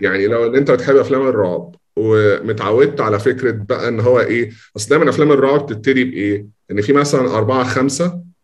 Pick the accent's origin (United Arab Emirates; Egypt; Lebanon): Egypt; عندنا في مصر